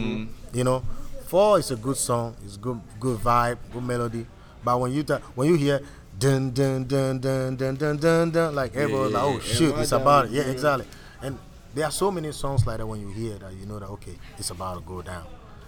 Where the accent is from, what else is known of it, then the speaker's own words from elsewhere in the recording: Ghana; I say this, I'm a Ghanaian, but to be honest with you, I think our artists became lazy and comfortable.